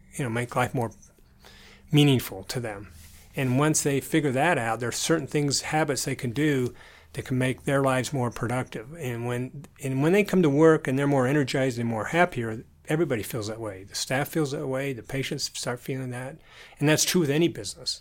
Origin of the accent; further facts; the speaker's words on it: southern Utah, United States; also born or lived in Idaho Falls, Idaho / Michigan; I was born in Idaho Falls, and then we moved to Michigan, and we lived there for a bit, and then I grew up in southern Utah.